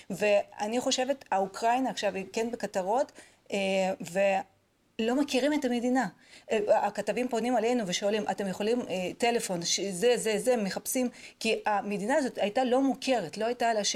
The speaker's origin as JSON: {"language": "Hebrew", "country": "Israel", "said": "אני חייבת להגיד שאני אה, נדהמתי בתור ישראלית לגלות את העמדה של אה, מדינת ישראל אה, בכלל בכל הקונפליקט הזה."}